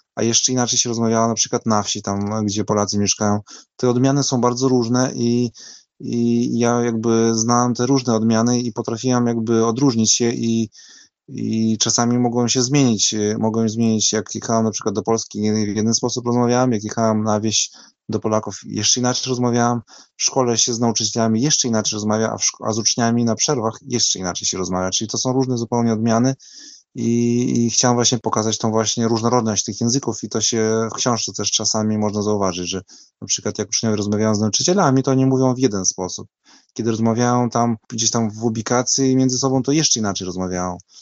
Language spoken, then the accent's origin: Polish; Vilnius, Vilnius County, Lithuania; accent: Vilnius Polish; ja się wychowywałem w różnych językach, bo w domu u nas się rozmawiało właśnie takim polskim, wileńskim